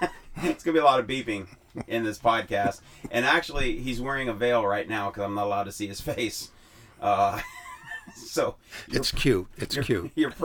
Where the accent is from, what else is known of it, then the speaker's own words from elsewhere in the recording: Chicago, Illinois, United States; also born or lived in Oregon; now in San Diego, United States; I came here from Oregon, but I grew up in Chicago.